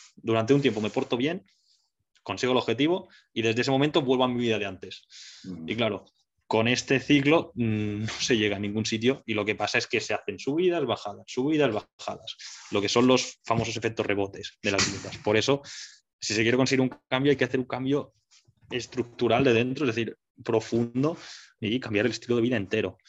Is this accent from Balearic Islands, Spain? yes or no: yes; Mallorca, Balearic Islands, Spain; moved away as an adult; now in Barcelona, Spain; yo soy un chaval de Mallorca que vino a Barcelona hace eh, siete años ya